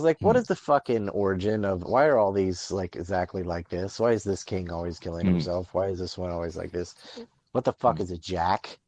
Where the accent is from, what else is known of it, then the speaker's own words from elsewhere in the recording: North Carolina, United States; I'm from North Carolina